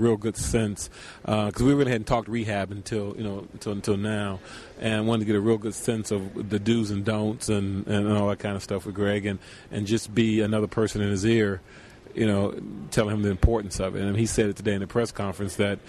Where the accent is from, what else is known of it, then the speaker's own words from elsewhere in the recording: Chicago, Illinois, United States; I grew up in Chicago